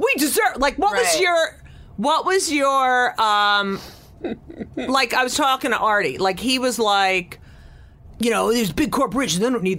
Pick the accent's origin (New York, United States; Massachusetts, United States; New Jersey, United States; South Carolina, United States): New Jersey, United States; I grew up in New Jersey